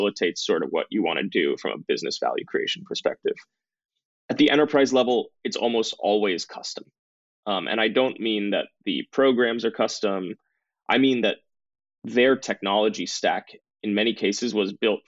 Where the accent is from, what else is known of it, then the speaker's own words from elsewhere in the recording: Bay Area near San Francisco, California, United States; I grew up in the Bay Area near San Francisco, so in the heart of Silicon Valley